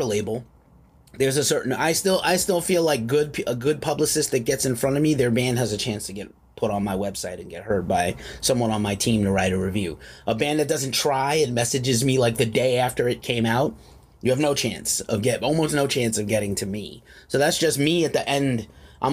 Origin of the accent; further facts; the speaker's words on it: New York City, New York, United States; now in California, United States; I'm from New York City originally. I live in California now